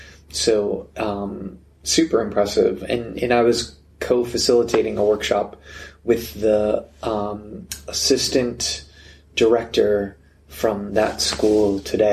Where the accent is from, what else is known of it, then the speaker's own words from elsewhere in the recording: United States; Almost like a minor celebrity as an American.